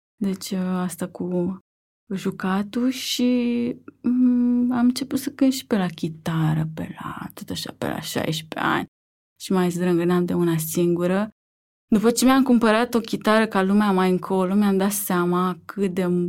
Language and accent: Romanian; Vulcana-Pandele, Dâmbovița County, Romania; also born or lived in Târgoviște / Barcelona; Sunt nu din Târgoviște, dar uh, am crescut uh, în Vulcana Pandele, într-un sat lângă Târgoviște, până la 8 ani.